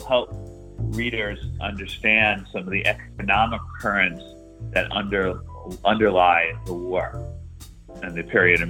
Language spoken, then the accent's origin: English; New York City, New York, United States; now in Connecticut, United States; given that I came from Brooklyn, was living in Connecticut